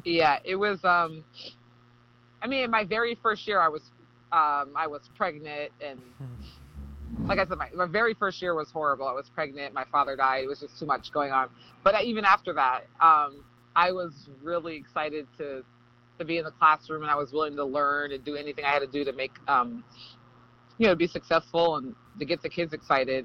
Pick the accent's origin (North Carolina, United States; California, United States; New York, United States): California, United States; Berkeley; moved away; I'm from California, liberal Cal- Berkeley, Cal- Berkeley, California